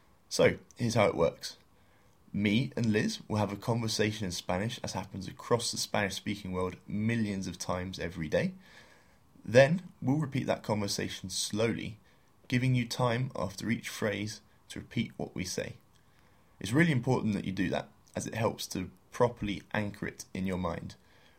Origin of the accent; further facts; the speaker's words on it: England, United Kingdom; I'm English